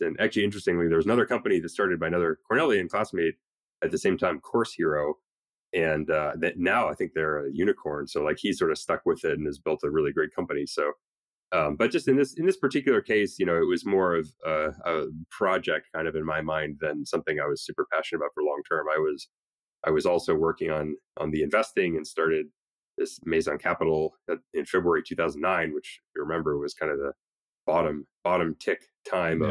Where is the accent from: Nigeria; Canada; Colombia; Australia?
Canada; moved away as an adult; now in United States; especially as an immigrant, I'm Canadian